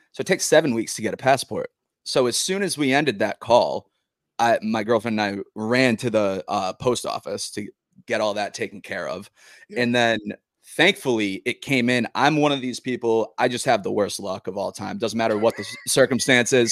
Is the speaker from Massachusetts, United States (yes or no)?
yes; Massachusetts, United States; also born or lived in Nashville; now in New Jersey, United States; I'm from Massachusetts oh, originally